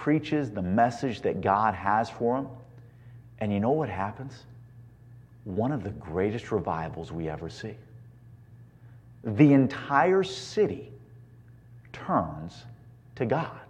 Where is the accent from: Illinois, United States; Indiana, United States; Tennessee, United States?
Indiana, United States; now in California, United States; growing up in Indiana